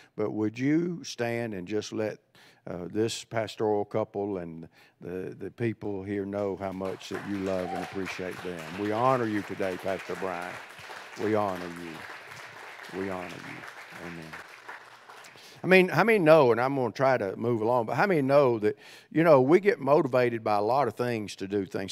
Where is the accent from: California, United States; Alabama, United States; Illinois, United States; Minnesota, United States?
Alabama, United States; central; accent: Southerner; moved away as an adult; also born or lived in Cleveland, Tennessee / Ohio; I grew up in central Alabama